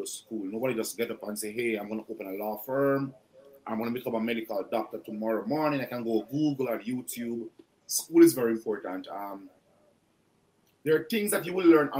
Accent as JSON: {"language": "English", "country": "Jamaica", "moved": "as an adult", "lives_now": "Canada", "said": "as a Jamaican chef"}